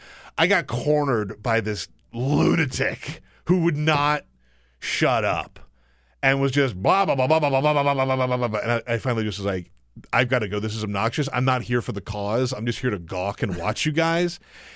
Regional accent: Southern United States, United States; I call myself a reluctant Southerner.

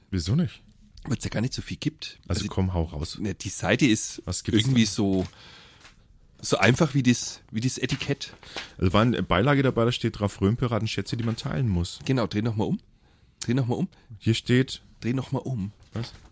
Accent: Bavaria, Germany; als Franke in diesem Rheinland, das ist echt schwer.

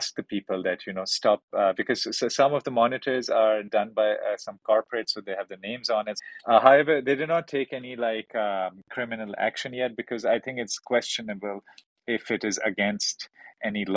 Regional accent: Karachi, Sindh, Pakistan; moved away; also born or lived in Beijing, China; I'm from Karachi

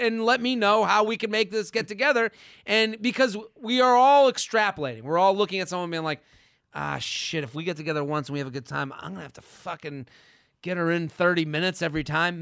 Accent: Needham, Massachusetts, United States; I'm from Needham

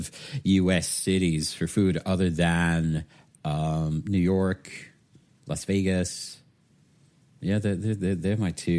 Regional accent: Waterford, Munster, Ireland; moved away as an adult; now in United Kingdom; I'm originally from Waterford in Southeast Ireland, so most people know of it through Waterford Crystal, glass that's made. Sadly, it's not made there anymore. But yeah, I was born there, spent most of my life there, and then I moved to the UK

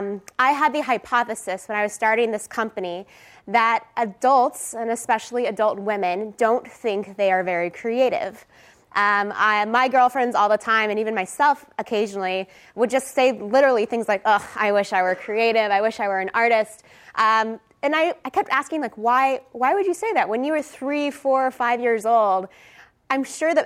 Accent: Texas, United States; I am originally from Texas. I went to UT, so I didn't think that the first time I would be in front of a classroom would be outside of my home state

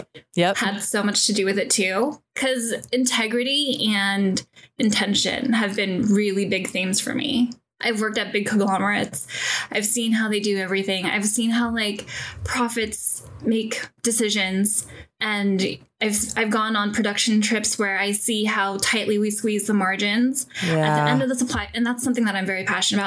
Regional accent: San Francisco, California, United States; moved away as an adult; also born or lived in Los Angeles / New York; I grew up in San Francisco

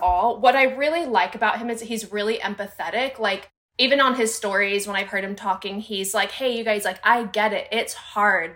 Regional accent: United States; growing up in the United States

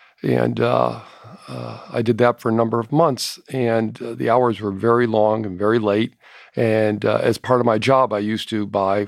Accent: Hartford, Connecticut, United States; I grew up in the Hartford area and was recruited by insurance companies to...

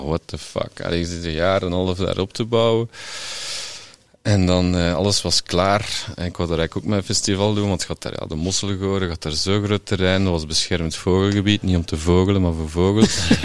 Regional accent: Flemish Brabant, Flanders, Belgium; moved away as an adult; also born or lived in Sint-Amandsberg / Ghent; now in Melle, Belgium; ik kom van Vlaams-Brabant

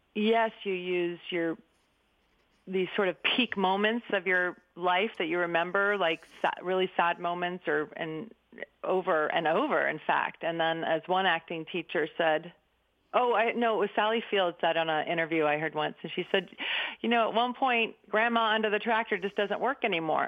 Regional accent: Berkeley, California, United States; I grew up in 1962 in Berkeley, so it's kind of like right at the hot spot

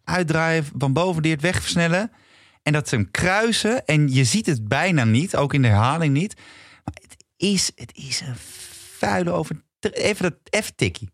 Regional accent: Amsterdam, North Holland, Netherlands; ik kom uit Amsterdam

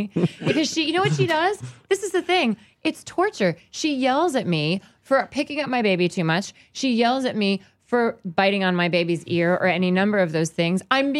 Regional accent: Virginia, United States; born or raised there

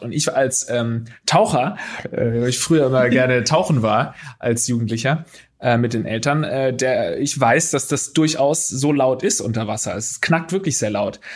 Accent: Baden/Swabia border area, Baden-Württemberg, Germany; moved away; bei uns einfach so in der, in der Heimat war das so eine gefühlte Grenze einfach, weil da eben in der Schule genauso viele Schwäbisch sprechende wie Badesprechende

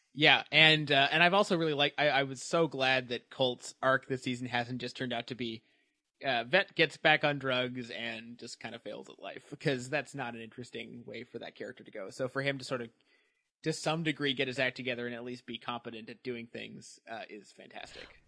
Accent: Canada; now in Toronto, Canada; I'm from the country that Toronto is

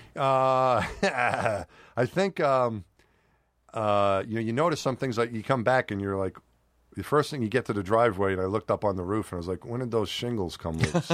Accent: New York City, New York, United States; moved away; also born or lived in Houston; when I was growing up in New York

